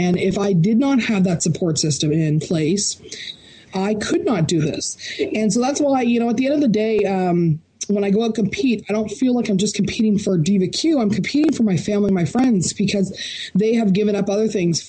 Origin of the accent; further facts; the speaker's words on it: Barrie, Ontario, Canada; the Canadian National Opens or Canadian Championships are here in my hometown of Barrie, Ontario.